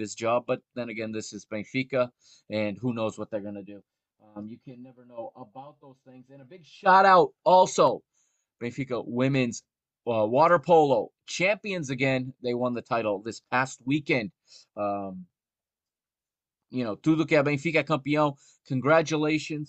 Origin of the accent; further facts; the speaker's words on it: United States; I grew up here in the United States